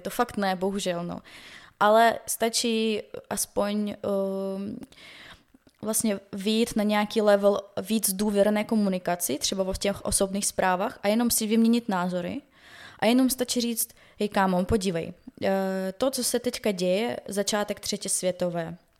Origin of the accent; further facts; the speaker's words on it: Donetsk, Donetsk Oblast, Ukraine; Czech is a second language; now in Czech Republic; jsem z Doněcku